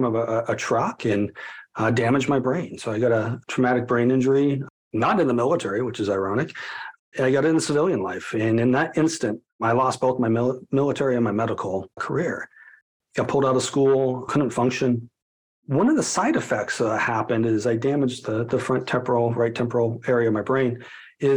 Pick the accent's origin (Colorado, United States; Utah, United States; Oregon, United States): Colorado, United States; my hometown of Colorado